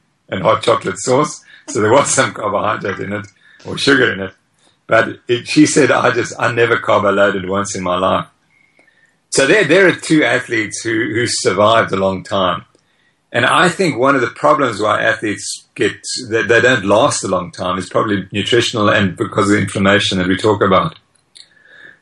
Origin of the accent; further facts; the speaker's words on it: Zimbabwe; now in South Africa; I was born in Zimbabwe